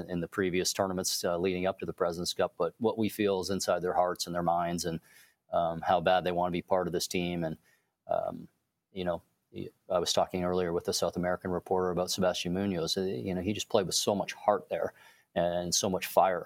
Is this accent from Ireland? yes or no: no; Canada; being Canadian